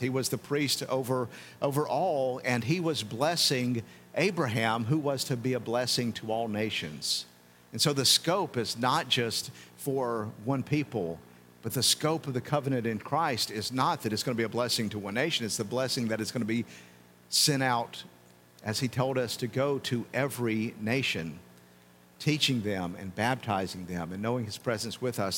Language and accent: English; United States; as an American